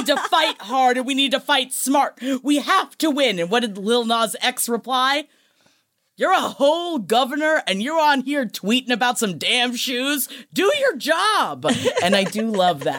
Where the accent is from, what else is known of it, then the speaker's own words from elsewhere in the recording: New York City, New York, United States; I grew up in Queens. But if there's one thing you learn growing up in Queens in the early 90s, don't wear nice shoes